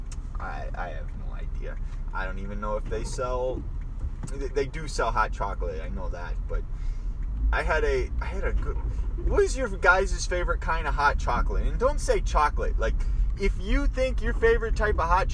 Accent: Minnesota, United States; we're from Minnesota

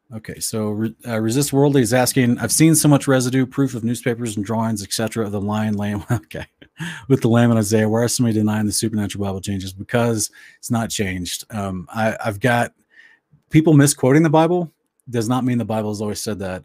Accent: Oklahoma, United States; moved away; also born or lived in West Virginia / Tulsa, Oklahoma / Ardmore, Oklahoma / Wewoka, Oklahoma; I grew up basically mostly in Oklahoma, but also some in West Virginia

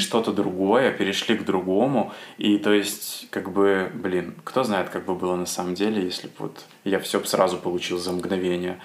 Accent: Asipovichy, Mogilev Region, Belarus; moved away as an adult; now in Minsk, Belarus; в моем родном городе Осипович

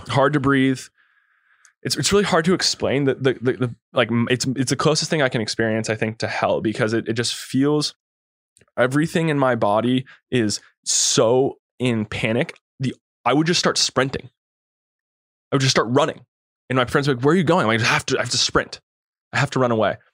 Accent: California, United States; also born or lived in Kauai, Hawaii; growing up in the Lake Tahoe area

